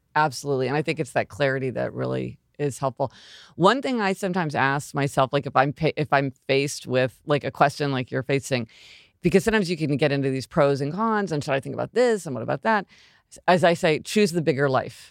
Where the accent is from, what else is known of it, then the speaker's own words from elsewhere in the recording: Kansas City, Missouri, United States; moved away as an adult; I'm from Kansas City, Missouri. That's where I was born, and I spent, you know, until I went to college, I lived in Kansas City, Missouri